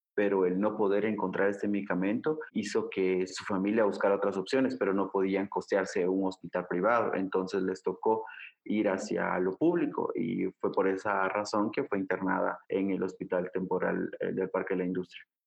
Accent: Guatemala; soy de Guatemala, soy periodista de agencia Ocote

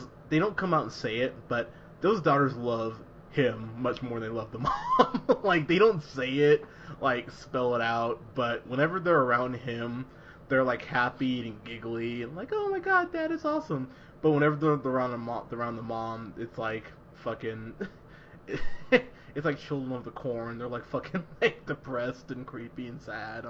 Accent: San Luis Obispo, California, United States; also born or lived in Austin, Texas; growing up in Rio Grande area and in San Luis Obispo

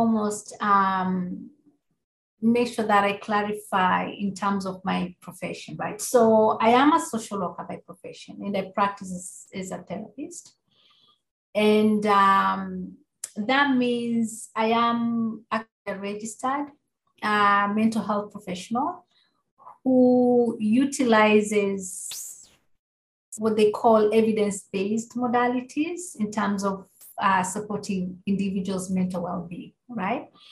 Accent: Kenya; moved away; growing up in Kenya and being exposed to Indigenous wisdom and religions

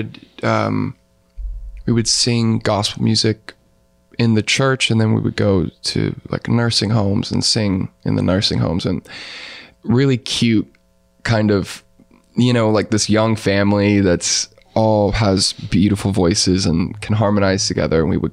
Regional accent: Pensacola, Florida, United States; also born or lived in Fort Collins, Colorado; now in Kansas City, United States; I grew up in Florida. I was born in Pensacola, Florida, in the Panhandle

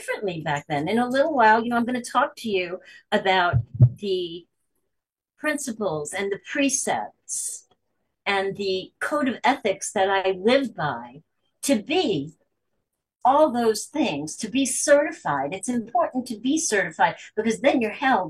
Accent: New York, United States; I'm from New York

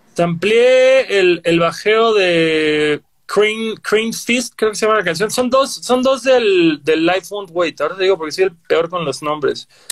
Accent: Cancún, Quintana Roo, Mexico; yo que soy de Cancún

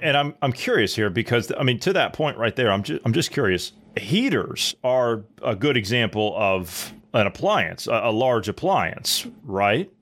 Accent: Ohio, United States; I'm from Ohio

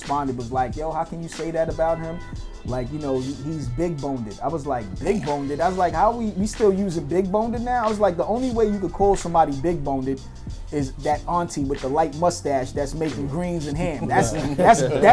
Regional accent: New York City, New York, United States; I'm from Harlem

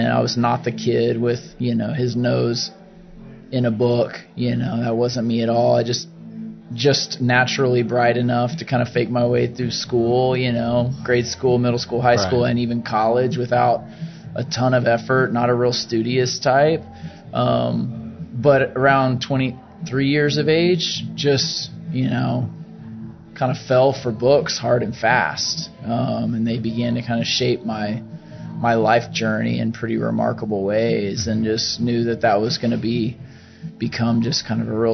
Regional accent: Oklahoma City, Oklahoma, United States; also born or lived in Colorado; born and raised in Oklahoma City

